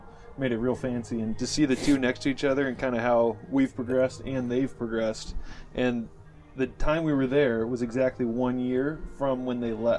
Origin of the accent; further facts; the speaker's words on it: Newport Beach, California, United States; From California. Born and raised